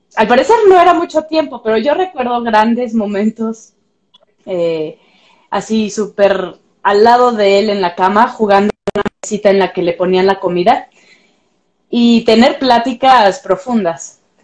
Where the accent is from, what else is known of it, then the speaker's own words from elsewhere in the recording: Pátzcuaro, Michoacán, Mexico; now in Mexico City, Mexico; yo no soy de aquí, soy de Pátzcuaro de Michoacán